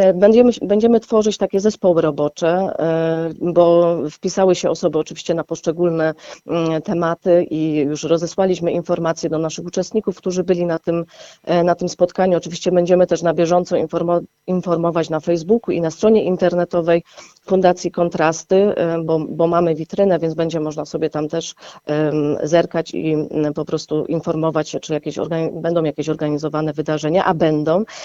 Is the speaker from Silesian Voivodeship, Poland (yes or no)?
yes; Gliwice, Silesian Voivodeship, Poland; pochodzę z Łabęd, tak? Ja tam e, się po prostu wychowywałam